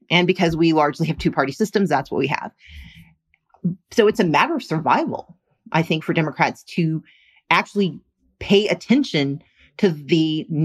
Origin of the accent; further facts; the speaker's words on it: the South, United States; I grew up in the South